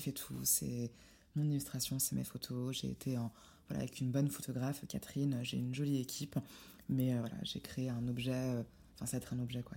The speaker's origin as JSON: {"language": "French", "country": "Morocco", "said": "je suis marocaine"}